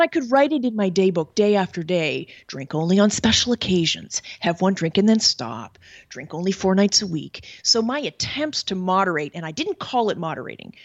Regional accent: Canada; moved away as an adult; now in Paris, France; I'm originally from Canada, and I live in Paris, France

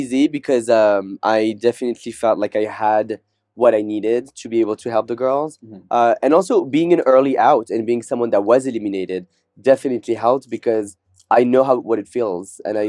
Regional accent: Morocco; moved away as an adult; also born or lived in France / Caribbean; I was born in France, but when I was six, I moved to the Caribbean for 7 years. Then I moved to Morocco for 7 years, which are both countries that speak French as well. But when I went back to France when I was 18

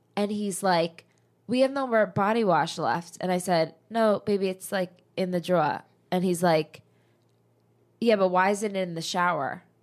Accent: New Jersey, United States; moved away as an adult; I'm literally from New Jersey.

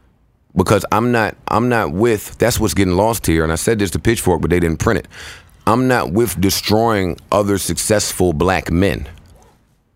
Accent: New York City, New York, United States; also born or lived in Harlem / New Jersey; I'm from Queens

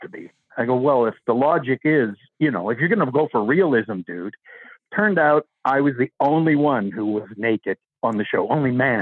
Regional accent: Vancouver, British Columbia, Canada; I am actually from Vancouver. That's where I live

